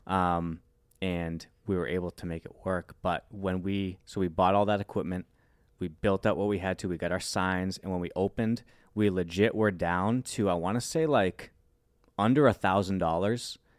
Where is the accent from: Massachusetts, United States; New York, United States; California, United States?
Massachusetts, United States; Worcester; born and raised in the Worcester, Massachusetts area